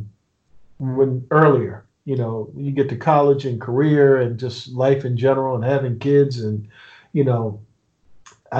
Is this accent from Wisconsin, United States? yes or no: no; Annapolis, Maryland, United States; I'm from Annapolis, Maryland